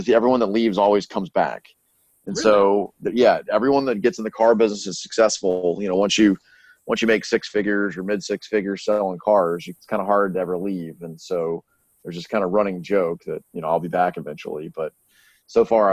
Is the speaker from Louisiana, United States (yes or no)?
yes; Shreveport, Louisiana, United States; moved away as an adult; I'm from Shreveport, Louisiana.